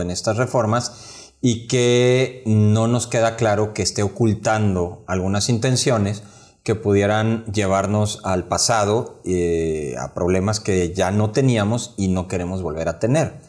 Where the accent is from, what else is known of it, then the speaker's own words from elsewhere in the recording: Mexico; como mexicanos